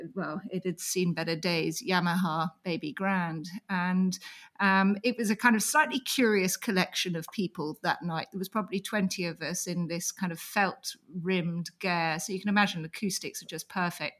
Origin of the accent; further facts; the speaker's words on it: England, United Kingdom; I'm an English writer